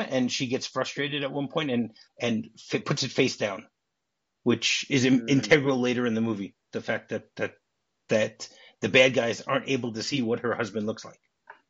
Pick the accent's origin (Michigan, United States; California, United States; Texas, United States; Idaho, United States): Michigan, United States; Detroit; moved away as an adult; Hey, I'm from Detroit. Be careful. I haven't lived there in 30 years